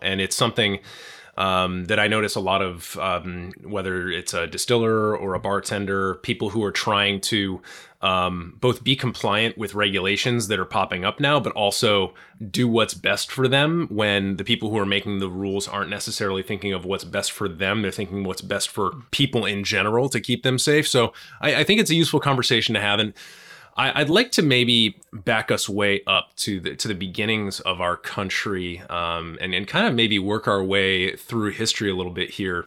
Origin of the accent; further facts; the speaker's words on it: Massachusetts, United States; I come from Massachusetts